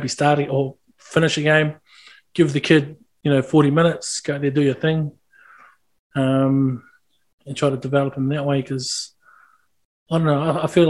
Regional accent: New Zealand; I'm still a Kiwi.

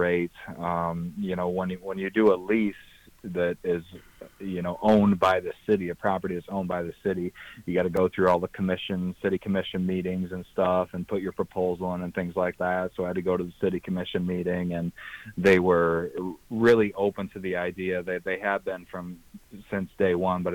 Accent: Three Rivers, United States; born and raised in Three Rivers, just like I was

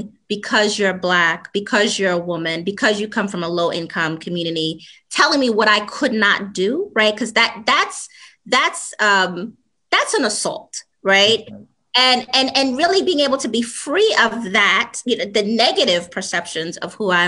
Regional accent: New York City, New York, United States; I was born and raised in the South Bronx

